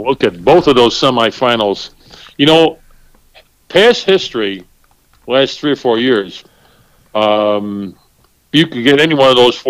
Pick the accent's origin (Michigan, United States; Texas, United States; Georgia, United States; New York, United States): New York, United States; Syracuse; 5 of us adults from New York State, and they pick up that we're from Syracuse.